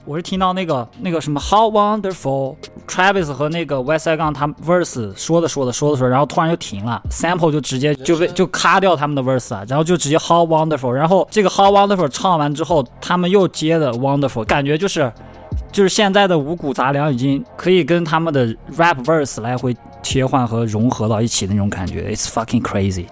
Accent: Shanxi, China; now in Chengdu, China; 我作为一个山西人来到成都定居

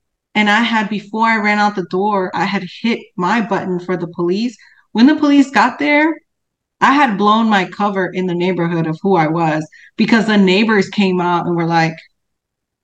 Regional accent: Chicago, Illinois, United States; now in Texas, United States; I'm from Chicago

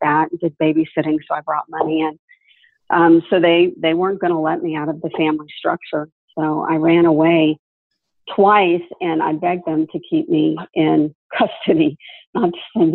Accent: Hollywood, New Hope, Florida, United States; we moved from Hollywood, Florida, way out into the woods. And the name of the place is New Hope, Florida

